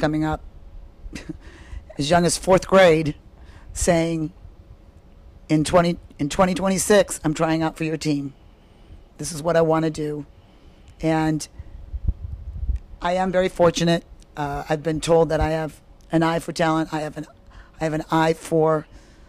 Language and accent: English; Iowa, United States; now in Fort Mill, United States; That's where I'm from. I'm from Iowa originally